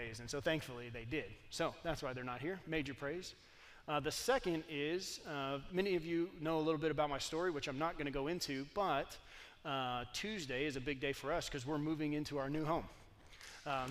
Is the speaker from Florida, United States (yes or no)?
no; Texas, United States; moved away; I am from Texas